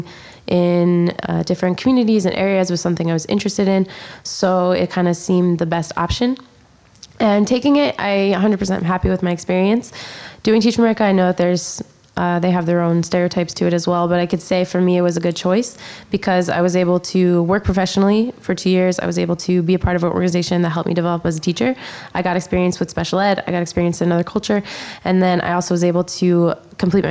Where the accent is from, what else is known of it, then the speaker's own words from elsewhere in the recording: Philadelphia, Pennsylvania, United States; I'm from Pennsylvania originally and then went to Temple.